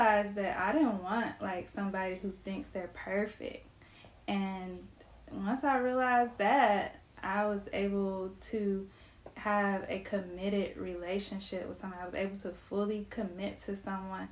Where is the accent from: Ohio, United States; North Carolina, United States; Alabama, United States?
Ohio, United States; Cleveland; I'm not Southern. Like, I'm from Cleveland, Ohio